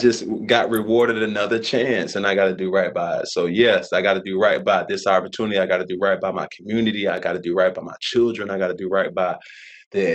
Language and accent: English; Atlanta, Georgia, United States; I grew up in Atlanta